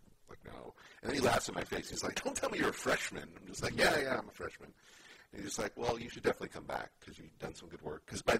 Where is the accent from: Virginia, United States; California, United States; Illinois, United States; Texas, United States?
California, United States; Oakland; I was born and raised in Oakland.